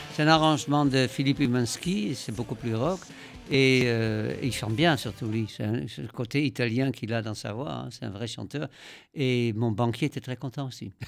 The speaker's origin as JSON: {"language": "French", "country": "Netherlands", "tie": "born or raised there", "moved": "yes", "said": "j'ai grandi aux Pays-Bas"}